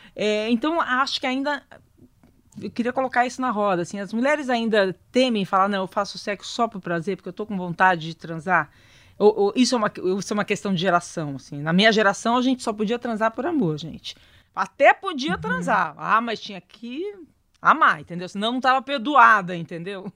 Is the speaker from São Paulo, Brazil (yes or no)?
yes; interior of São Paulo, Brazil; eu sou do interior de São Paulo, uma família bem né, do interior de São Paulo